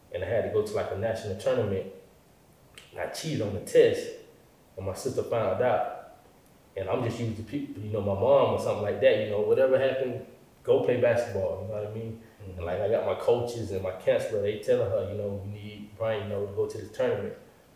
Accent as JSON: {"language": "English", "town": "Jacksonville", "region": "Florida", "country": "United States", "tie": "born or raised there", "moved": "yes"}